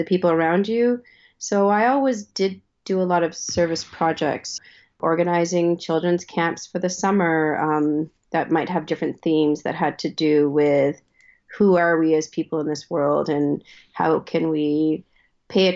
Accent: Ottawa, Ontario, Canada; I grew up in Ottawa, Ontario

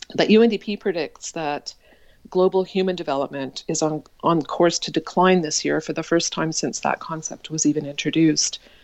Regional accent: Saskatoon, Saskatchewan, Canada; I was born in Saskatoon, Saskatchewan, which is midwest of Canada, into a Baha'i family

